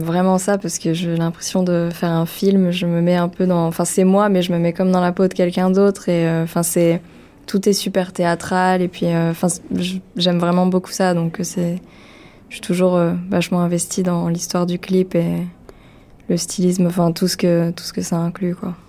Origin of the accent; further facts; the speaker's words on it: France; first language French; je suis française, ma première langue, c'est le français